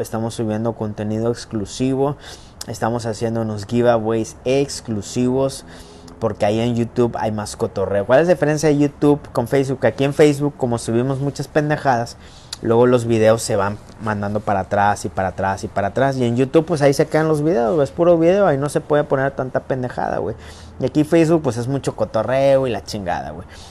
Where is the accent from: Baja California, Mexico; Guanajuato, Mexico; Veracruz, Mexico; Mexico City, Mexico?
Veracruz, Mexico; Coatzacoalcos; Yo soy de Coatzacoalcos, paisano